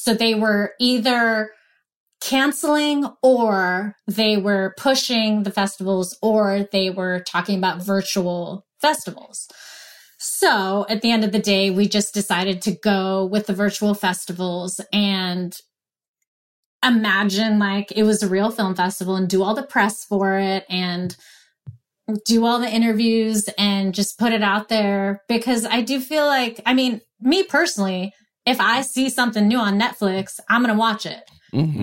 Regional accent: Pennsylvania, United States; moved away; went back home to Pennsylvania

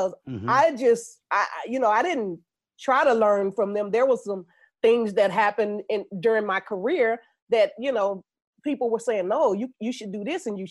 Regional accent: Chicago, Illinois, United States; moved away as an adult; I come from Chicago, the West Side, Lawndale neighborhood.

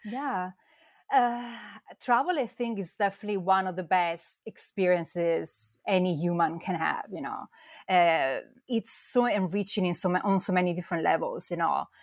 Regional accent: Verona, Veneto, Italy; accent: Italian; English is a second language; moved away as an adult; also born or lived in London; as you can probably tell from my accent, I'm from Italy. I come from a small town, uh, Verona, which is between Venice and Milan.

